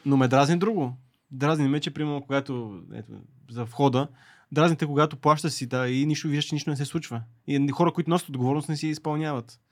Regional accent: Bulgaria

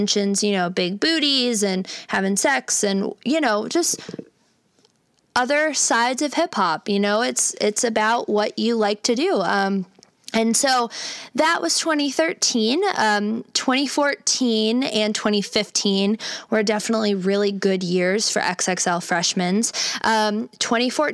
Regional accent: Cleveland, Ohio, United States; moved away; my hometown of Cleveland, Ohio

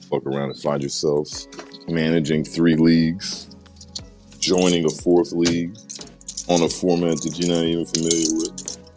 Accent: Maryland, United States; Good morning, stereo. I'm from Maryland.

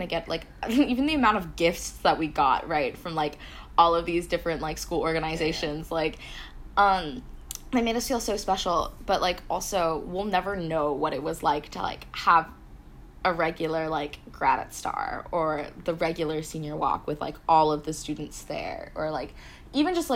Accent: Singapore; I was from Singapore

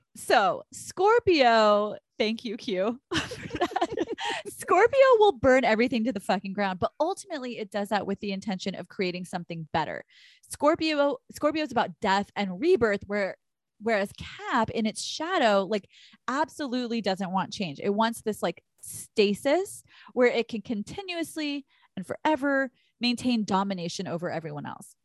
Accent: Texas, United States; moved away; we are originally from Texas

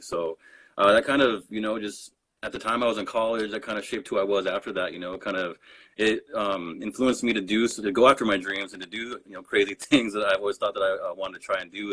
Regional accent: Rocky Ford, Colorado, United States; I grew up in Rocky Ford, Colorado

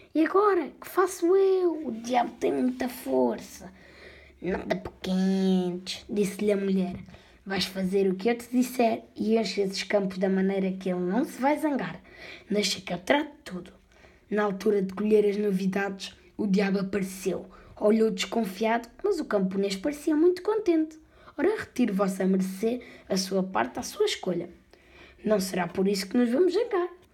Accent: Portugal; tenho 10 anos e sou português

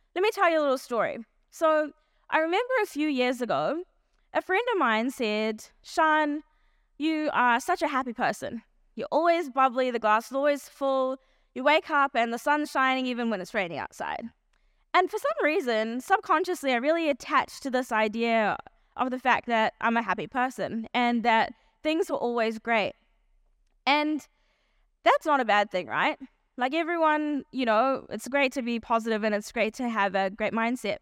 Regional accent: New Zealand; also born or lived in South Africa; I was born in South Africa, and, um, when I was eight years old, my family moved to New Zealand.

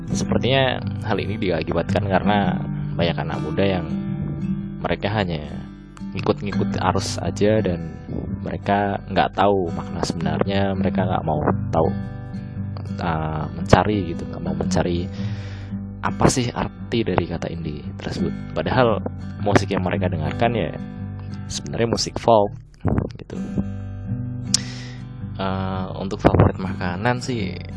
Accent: Batang, Central Java, Indonesia; Saya lahir di Kabupaten Batang, Jawa Tengah, Indonesia Pada tanggal 9 Juni 1999 Asal daerah saya persis dengan tempat lahir saya yaitu di Kabupaten Batang, Jawa Tengah

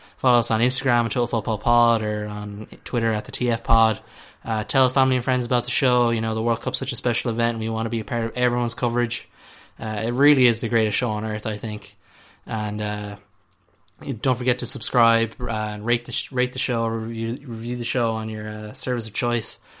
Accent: Ireland; as we're Irish

